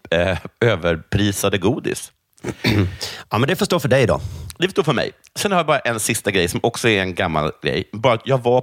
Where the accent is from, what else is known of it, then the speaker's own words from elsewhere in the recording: Sweden; ingen skulle se att jag är svensk.